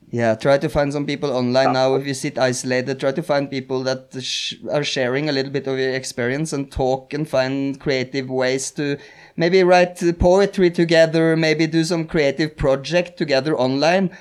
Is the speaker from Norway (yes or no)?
yes; Norway; i am Norwegian